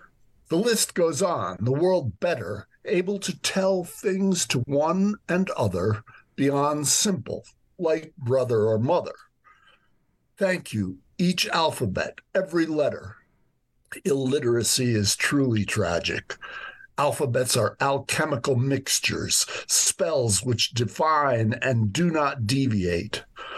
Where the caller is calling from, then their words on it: New York, United States; also born or lived in Dublin; I'm in New York right now. I live here and in Dublin.